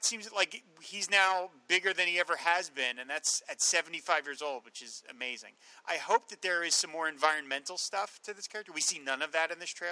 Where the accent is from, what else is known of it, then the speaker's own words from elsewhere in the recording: New Jersey, United States; accent: Jersey; my Jersey accent